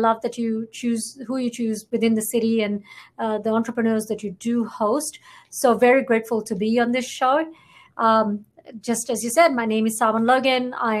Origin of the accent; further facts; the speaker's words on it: Fiji; moved away as an adult; now in Canada; I am from Fiji, very proudly born and raised there.